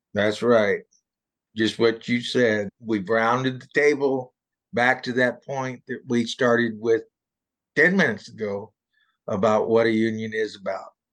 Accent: Texas, United States; now in Southwest Washington, United States; I grew up in Texas

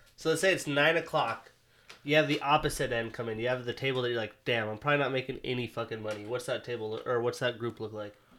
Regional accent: Montana, United States; now in Seattle, United States; I'm from Montana

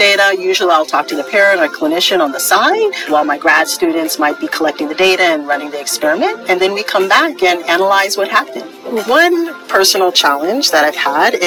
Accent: California, United States; moved away; I grew up in California.

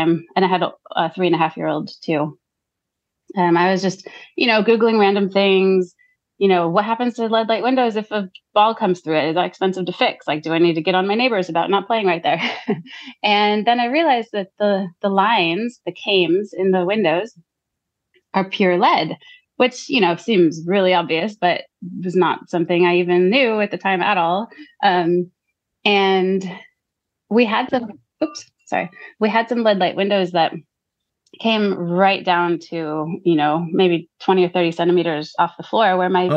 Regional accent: United States; accent: American; moved away as an adult; now in Gisborne, New Zealand; growing up in America

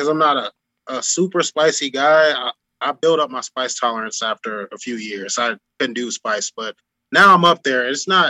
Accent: Chicago, Illinois, United States; also born or lived in Rochester, New York / Miami; I've lived in Rochester, New York, and lived in Miami for this, and I'm from Chicago. I go back and visit.

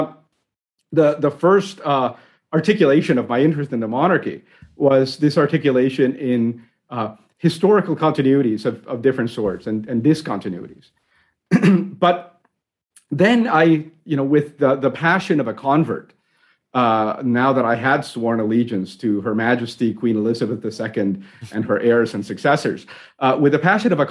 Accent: Puerto Rico; now in Canada; I'm originally from Puerto Rico

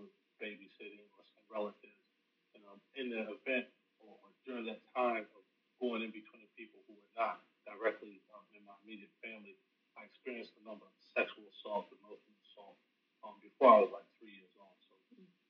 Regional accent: Rochester, New York, United States; moved away as an adult; now in North Carolina, United States; I'm originally from Rochester, New York

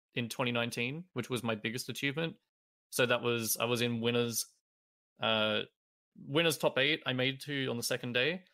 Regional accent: three hours from Melbourne, rural Victoria, Australia; moved away as an adult; now in Melbourne, Australia; back where I used to live in my hometown

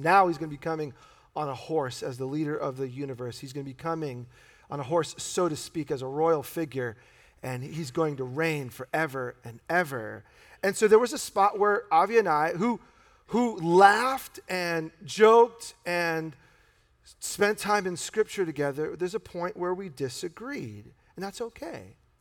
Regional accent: New York, United States; he sounds like a New Yorker, and th-, that's my roots.

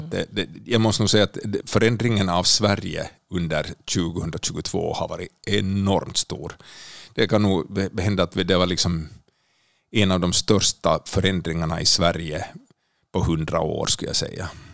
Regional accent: Finland; now in Sweden; jag som finländare

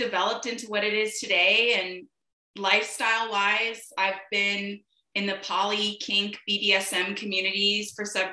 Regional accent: Chicago, Illinois, United States; now in Atlanta, United States; I'm originally from Chicago

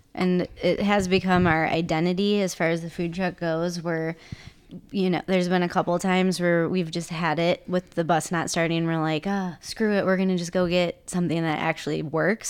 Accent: Chicago suburbs, Illinois, United States; moved away; I'm from the Chicago suburbs

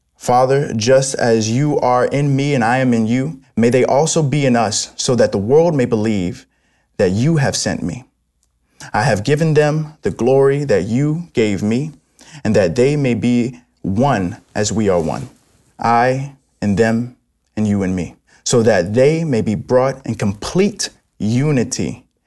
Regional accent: New York City, New York, United States; moved away; I'm originally from New York City

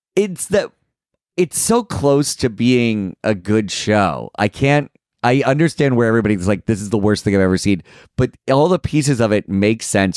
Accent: Delaware, United States; as a Delawarean

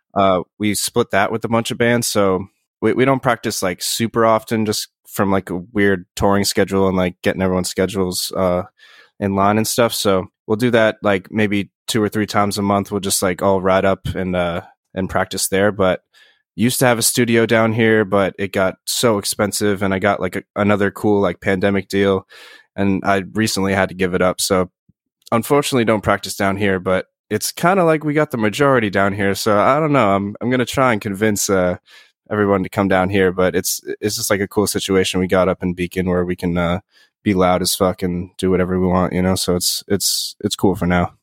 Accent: Poughkeepsie, New York, United States; also born or lived in Bronx, New York / Yonkers, New York; born in, like, the Bronx and lived in Yonkers until I was, like, nine, and then I moved up to, uh, around, like, the Poughkeepsie area

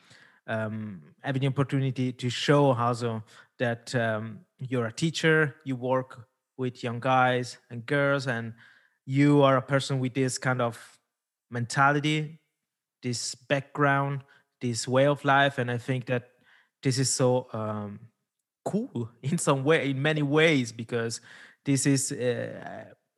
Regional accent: Italy; first language Italian; English is a second language; it's not my mother tongue. I'm Italian mother tongue

